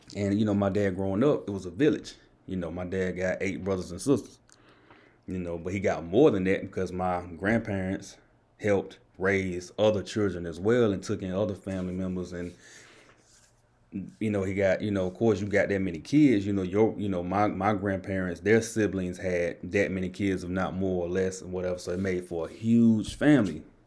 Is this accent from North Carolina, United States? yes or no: yes; Enfield, North Carolina, United States; I'm from Enfield